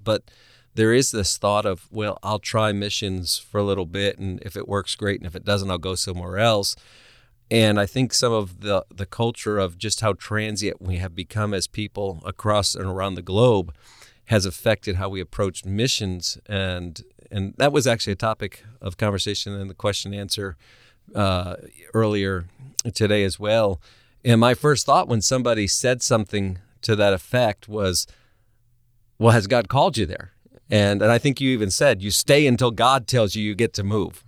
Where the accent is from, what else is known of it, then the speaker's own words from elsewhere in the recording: New England, United States; moved away; I am originally from New England, where families live in the same house for generations.